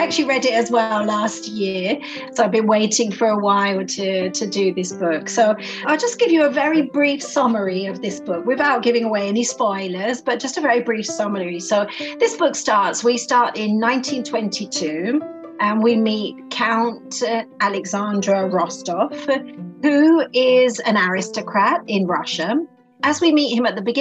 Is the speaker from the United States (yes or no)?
no; London, United Kingdom; now in Italy; I grew up in Great Britain, in London, and I've lived all over the world, and I'm currently living in Italy at the moment.